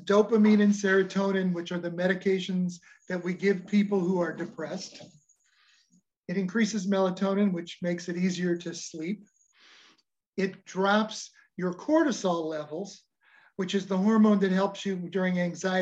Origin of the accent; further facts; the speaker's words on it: Nebraska, United States; we're from Nebraska.